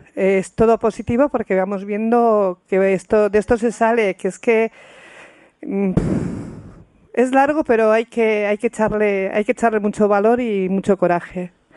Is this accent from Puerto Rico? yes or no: no; Pamplona, Navarre, Spain; somos de Pamplona